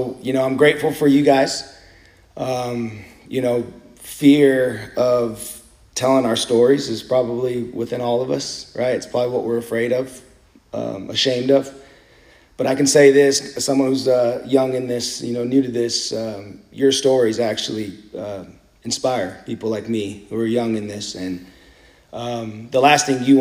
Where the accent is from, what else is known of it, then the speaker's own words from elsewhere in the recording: San Antonio, Texas, United States; moved away; I'm originally from San Antonio